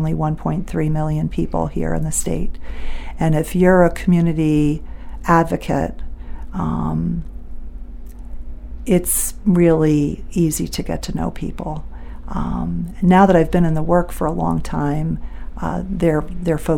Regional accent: New York City, New York, United States; moved away as an adult; also born or lived in West Paris, Maine; now in Bethel, United States; I was fine as a kid there. I feel blessed that I was raised there. I love New York City.

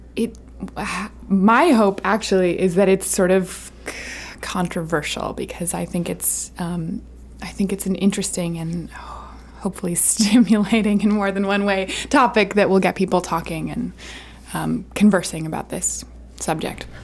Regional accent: Camden, Maine, United States; my hometown of Camden

